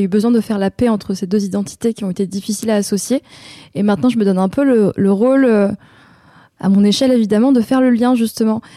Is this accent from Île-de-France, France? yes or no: no; Avignon, Provence-Alpes-Côte d'Azur, France; Je viens d'Avignon parce que je suis née à Avignon et la plus grande partie de ma vie, je l'ai passée là-bas